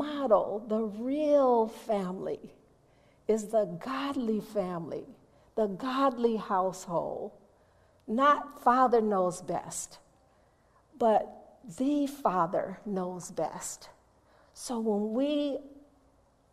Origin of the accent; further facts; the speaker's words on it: Chicago, Illinois, United States; I'm from Chicago